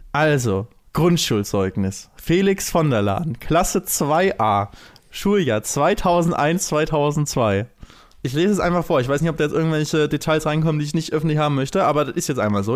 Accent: Lübeck, Schleswig-Holstein, Germany; now in Cologne, Germany; Wenn ich immer zurück in meine Heimatstadt ne, nach Lübeck gehe

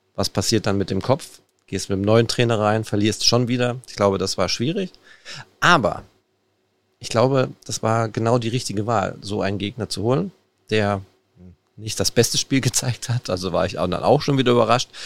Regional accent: Ruhr area, North Rhine-Westphalia, Germany; wir sind im Pott, wir kommen aus dem Pott.

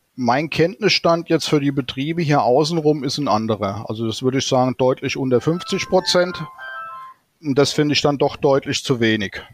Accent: Hesse, Germany; bei uns in Hessen

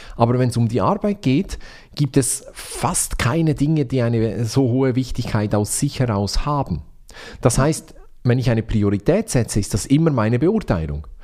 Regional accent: Switzerland; ich bin Schweizer

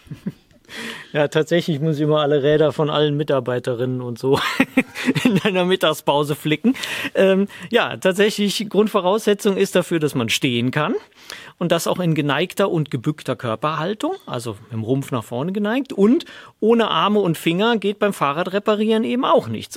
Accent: Rhineland, Germany; komme aus dem Rheinland

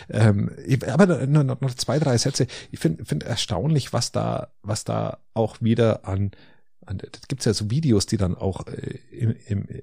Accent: Bavaria, Germany; Ich bin in der Nähe der Wieskirche aufgewachsen

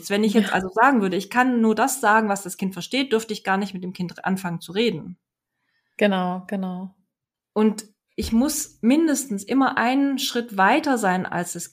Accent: Hesse, Germany; ich komme aus Hessen und habe Hochdeutsch gelernt und bin dann nach Baden-Württemberg gekommen

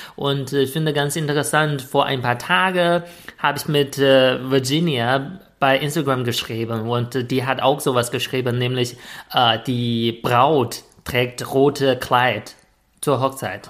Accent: China; German is a second language; moved away as an adult; now in Germany; ich komme aus China

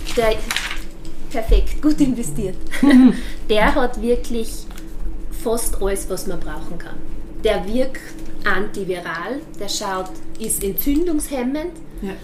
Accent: Austria; als Österreicher

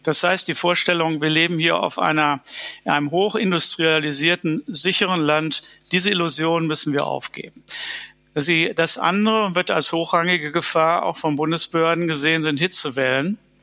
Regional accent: Dortmund, North Rhine-Westphalia, Germany; In Dortmund, wo ich aufgewachsen bin

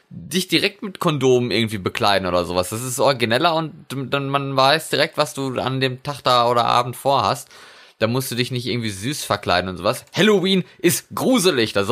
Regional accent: North Rhine-Westphalia, Germany; now in Norway; Bei uns in, in Westfalen. Ach so. Also wo ich herkomme, wo ich geboren wurde.

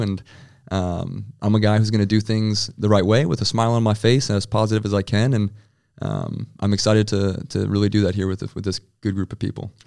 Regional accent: Rapid City, South Dakota, United States; moved away as an adult; also born or lived in Frankfurt; now in Berlin, Germany; I'm from Rapid City, South Dakota, and you know, I love my my hometown

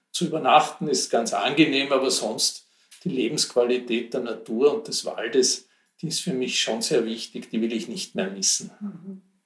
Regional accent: Kaltenleutgeben, Lower Austria, Austria; also born or lived in Vienna; now in Pressbaum, Austria; ich bin in Kaltenleutgeben im Wienerwald aufgewachsen, in einer Wienerwald-Villa

